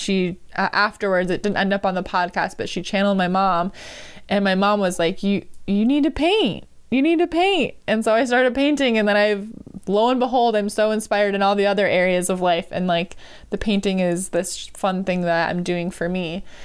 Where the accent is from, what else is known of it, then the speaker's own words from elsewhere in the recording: Marshfield, United States; my hometown, Marshfield